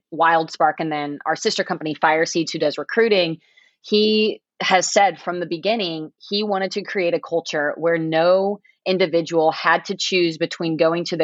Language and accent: English; Nebraska, United States; I'm from Nebraska. We work in the cornfields very early on